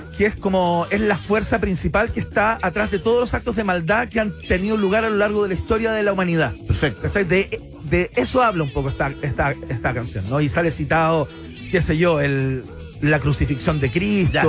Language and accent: Spanish; Chile; somos chilenos